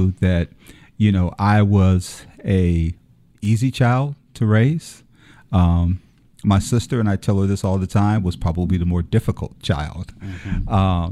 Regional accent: Detroit, Michigan, United States; moved away as an adult; now in Savannah, United States; born and raised in Detroit, Michigan. Grew up there. Spent my childhood there.

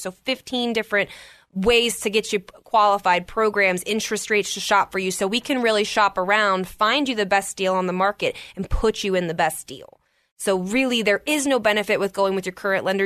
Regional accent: Maryland, United States; moved away as an adult; now in Colorado, United States; I'm originally from Maryland. I was born and raised there

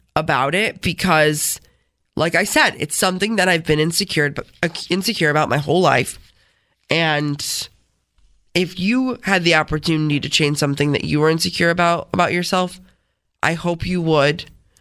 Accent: Rochester, New York, United States; accent: Rochesterian; I'm from Rochester

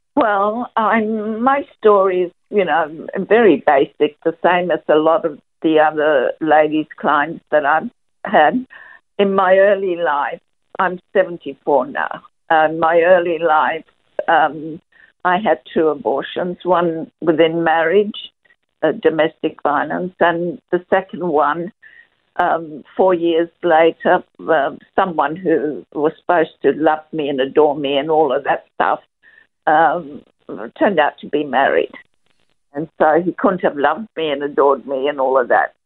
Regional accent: Perth, Western Australia, Australia; moved away as an adult; now in Melbourne, Australia; after we moved to Melbourne from Perth, I'm I, because I am originally a Perth girl.

